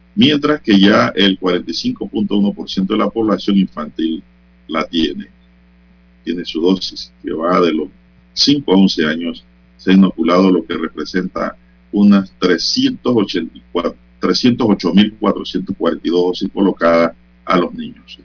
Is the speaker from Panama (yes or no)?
yes; San Miguelito, Panama; Yo soy un hijo de San Miguelito